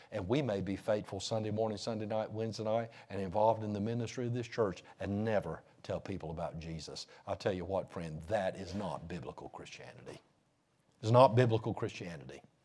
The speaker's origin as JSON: {"language": "English", "region": "North Carolina", "country": "United States", "said": "I'm from the States. I'm from North Carolina"}